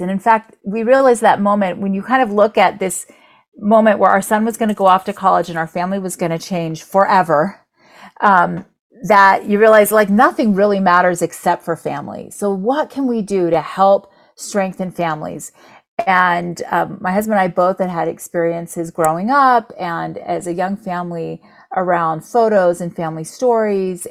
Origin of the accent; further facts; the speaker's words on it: Orlando, Florida, United States; I grew up in Orlando, so about 40 minutes away from Disney